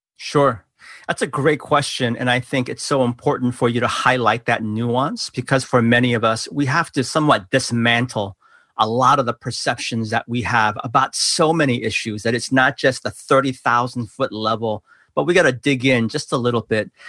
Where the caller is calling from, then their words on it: Seattle, Washington, United States; I'm calling in from Seattle, Washington right now, and this has been home for my family and I for the past, uh, twenty-four or so years